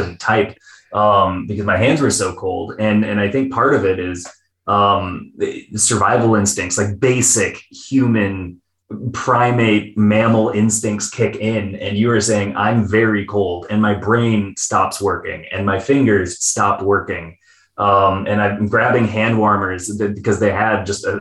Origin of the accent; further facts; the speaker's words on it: Minnesota, United States; I'm Minnesotan